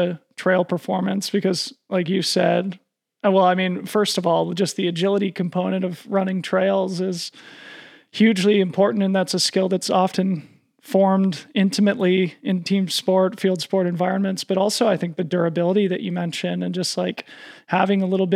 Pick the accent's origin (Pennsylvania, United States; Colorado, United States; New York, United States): Colorado, United States; Boulder; now in Marin, United States; I'm from Boulder